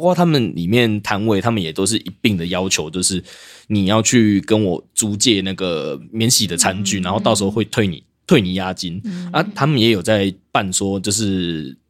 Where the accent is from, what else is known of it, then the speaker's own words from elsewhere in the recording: Tainan, Taiwan; 我是台南人